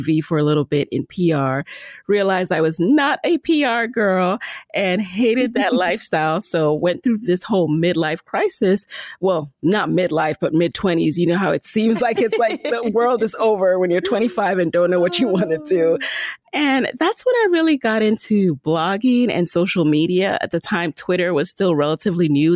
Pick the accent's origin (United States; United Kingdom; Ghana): United States; New York City, New York; also born or lived in Jamaica; I was born in Jamaica, grew up in the Bronx